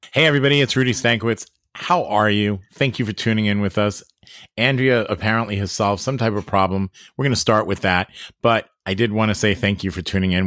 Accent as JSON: {"language": "English", "area": "Long Island", "region": "New York", "country": "United States", "said": "I'm from Long Island"}